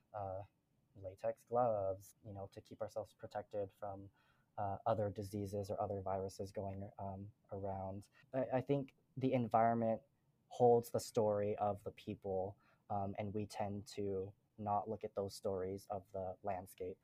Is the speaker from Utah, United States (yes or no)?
yes; Utah, United States; I never felt like I belonged here in Utah. I never felt like I belonged back home in Laos because they saw me again as like Asian diaspora. They, they saw me as an American because I, I was born here